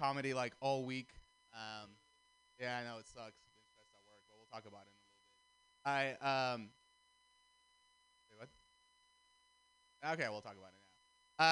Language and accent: English; Russia; now in United States; I'm Armenian, and I grew up in Russia, and now I live here